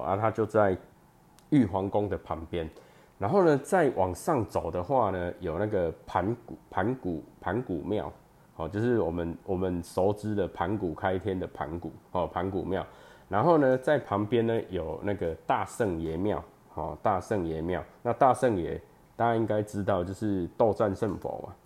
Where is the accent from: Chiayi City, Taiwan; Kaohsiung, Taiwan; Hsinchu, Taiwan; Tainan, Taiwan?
Chiayi City, Taiwan; Chiayi; moved away as an adult; also born or lived in Changhua; now in Taichung, Taiwan; 我本身是嘉义人，哦，然后呢，求学的过程呢，哦，高中以前都在嘉义，然后大学在彰化，那研究所的时候呢，又回到嘉义，然后当兵跟工作就都在台中，哦，那我以前是，我大学是念电机，哦，电机系，然后呢，研究所是念光电